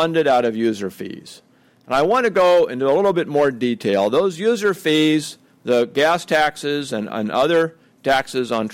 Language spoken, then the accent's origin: English; Oregon, United States; My home state of Oregon